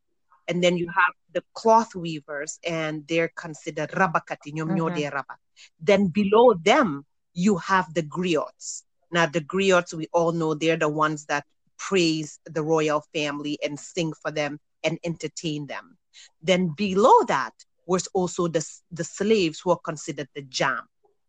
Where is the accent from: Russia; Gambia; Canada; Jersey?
Gambia; moved away; I remember growing up in Gambia when everybody spoke Wolof, no matter what tribe you were.